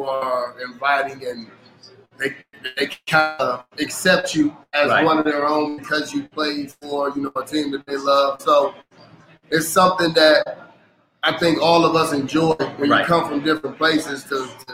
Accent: Detroit, Michigan, United States; now in Tampa Bay, United States; I'm from Detroit

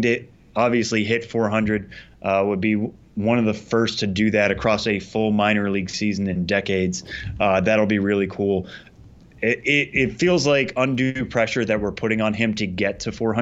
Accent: Springfield, Massachusetts, United States; I grew up in Springfield, Massachusetts

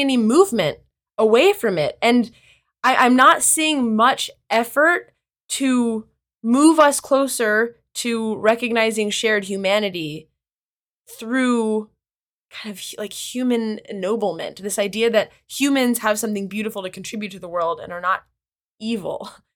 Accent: Kansas, United States; also born or lived in Israel / North Carolina; now in New York, United States; I'm from the Midwest. I'm from Kansas originally

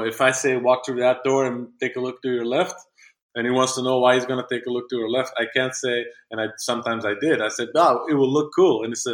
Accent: Belgium; I'm from Belgium, such a small country.

